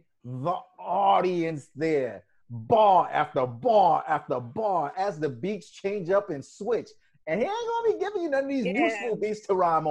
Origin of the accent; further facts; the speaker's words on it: New York, United States; I'm from New York